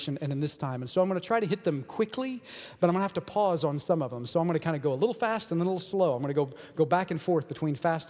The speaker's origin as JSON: {"language": "English", "country": "United States", "said": "this freedom that I have as an American"}